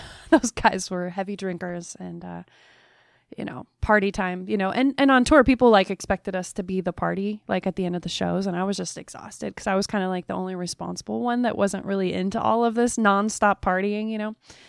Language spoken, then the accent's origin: English; Alaska, United States; born there; I was born in Alaska and mom was a folk musician and an artist.